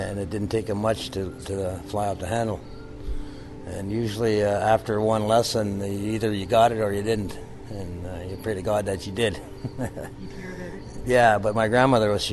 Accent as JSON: {"language": "English", "area": "Kitigan Zibi", "region": "Quebec", "country": "Canada", "moved": "yes", "lives_now": "Lanark, Canada", "said": "I'm from Kittigonzi, Quebec. I live near Lanark, Ontario now"}